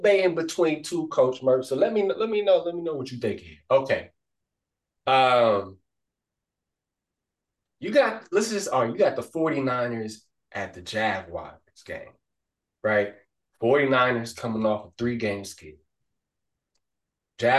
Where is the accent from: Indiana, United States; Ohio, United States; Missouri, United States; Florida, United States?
Ohio, United States; we born and raised in Ohio